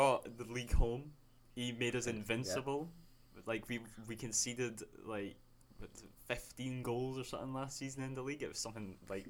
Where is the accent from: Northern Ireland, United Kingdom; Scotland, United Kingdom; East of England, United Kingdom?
Scotland, United Kingdom; I'm Scottish.